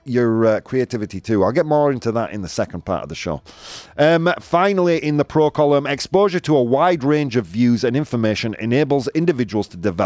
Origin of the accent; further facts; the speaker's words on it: United Kingdom; I'm British